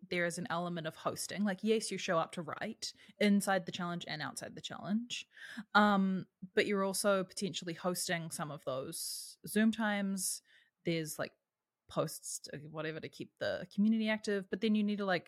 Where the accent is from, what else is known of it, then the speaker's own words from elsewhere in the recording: New Zealand; I'm from New Zealand